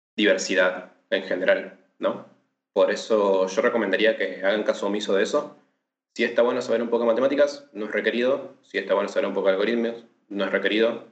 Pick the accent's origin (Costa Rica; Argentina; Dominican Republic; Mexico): Argentina; Patagonia; now in Buenos Aires, Argentina; soy del sur de la Argentina, de la Patagonia